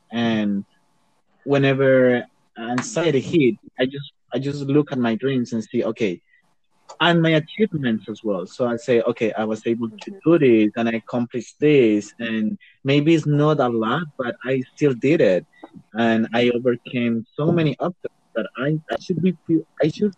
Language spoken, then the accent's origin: English; Colombia; English is a second language; I arrived to Bogota. I did a quarantine there, and then I traveled to my home state and stayed in a little town where I did another quarantine, and now I'm home